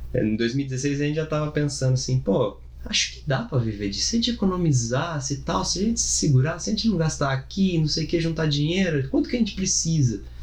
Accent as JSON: {"language": "Portuguese", "town": "Bauru", "region": "São Paulo", "country": "Brazil", "said": "eu sou do interior de Bauru"}